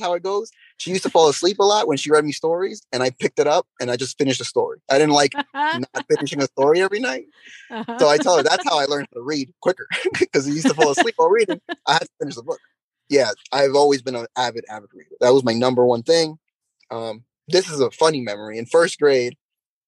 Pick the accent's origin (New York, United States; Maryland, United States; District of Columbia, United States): New York, United States; New York City; first language English; And in my hometown where I grew up, it's called Jackson Heights.